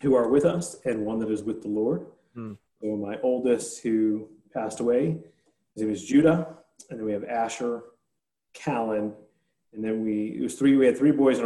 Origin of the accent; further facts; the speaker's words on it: Northern New Jersey, United States; moved away as an adult; also born or lived in Lynchburg, Virginia; I grew up playing ice hockey, and I grew up in Northern New Jersey